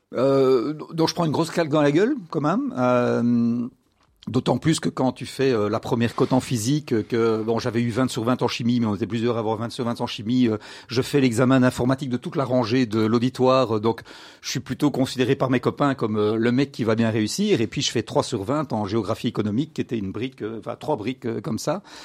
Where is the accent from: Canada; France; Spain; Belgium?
Belgium; Brussels, Brussels-Capital Region; je grandis à Bruxelles